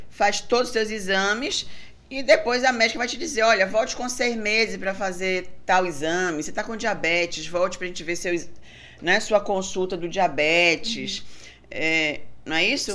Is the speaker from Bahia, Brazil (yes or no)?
yes; Bahia, Brazil; sou é. baiana